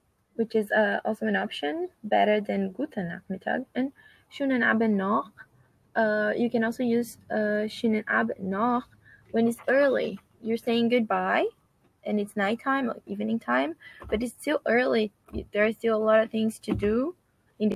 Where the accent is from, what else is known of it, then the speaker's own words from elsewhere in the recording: Brazil; I'm from Brazil